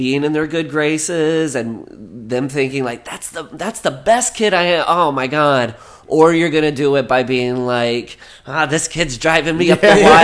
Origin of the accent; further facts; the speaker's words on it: Le Mars, Iowa, United States; now in Los Angeles, United States; Growing up in Iowa was really cool